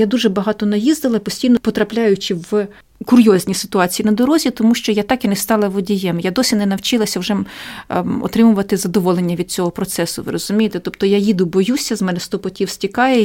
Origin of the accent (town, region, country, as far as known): Ukraine